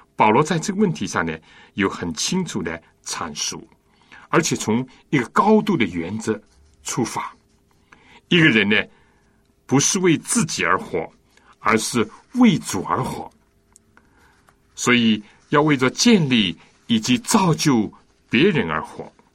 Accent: China; 我们中国人

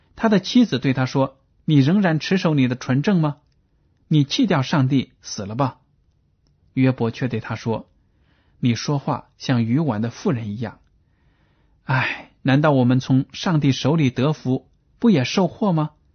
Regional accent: China; 这样的观念呢，我们中国人都有的

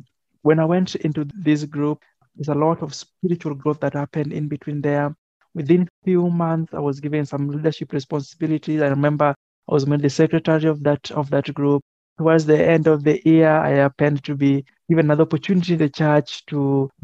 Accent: Kenya; I am a Kenyan

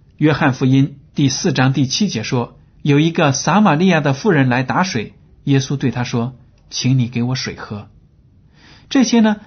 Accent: China; 这是我们中国人也经常说的话

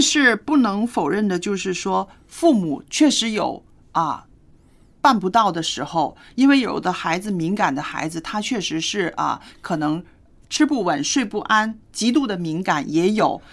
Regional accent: northern China, China; moved away; 我小时候在北方没有吃过这种菜

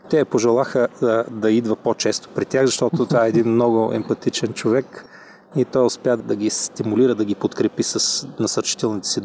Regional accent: Sofia, Sofia City, Bulgaria; от София.

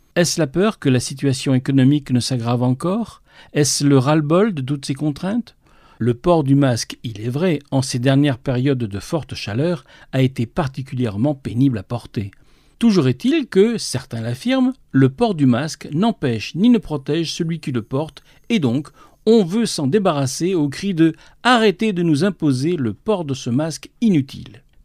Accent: France; ici, chez nous, en France

